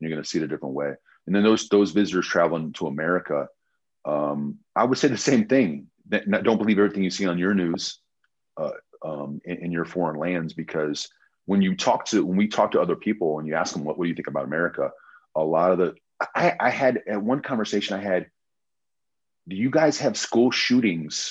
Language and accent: English; Indianapolis, Indiana, United States; we wouldn't say we're from Indianapolis, we'd say Chicago